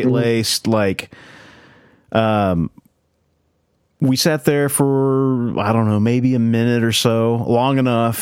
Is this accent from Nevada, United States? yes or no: no; Oklahoma, United States; we grew up in Oklahoma, in the middle of nowhere